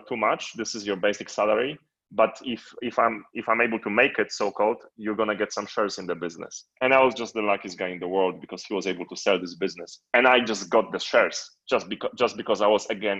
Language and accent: English; Poland; moved away; born and raised in Poland